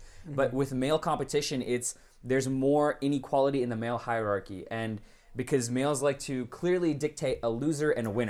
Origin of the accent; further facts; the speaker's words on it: United States; I was born and raised here.